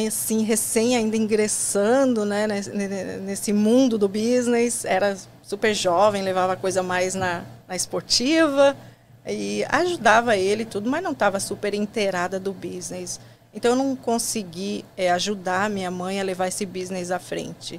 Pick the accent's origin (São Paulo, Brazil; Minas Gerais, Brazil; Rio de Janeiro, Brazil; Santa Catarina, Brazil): Santa Catarina, Brazil; Criciúma; moved away as an adult; now in United States; Eu sou catarinense, né? Nasci em Criciúma, um lugarzinho pequeno lá de Santa Catarina